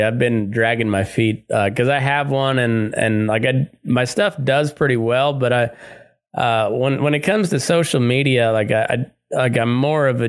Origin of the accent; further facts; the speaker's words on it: Southeast Colorado, United States; moved away; also born or lived in Texas / Great Plains; I grew up in Southeast Colorado, just, you know, in cowpuncher country